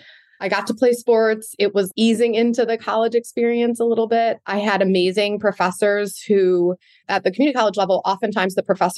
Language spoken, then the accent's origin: English; Ypsilanti, Michigan, United States; I grew up in Michigan in a little city called Ypsilanti, which is right outside of Ann Arbor. I am one of five kids.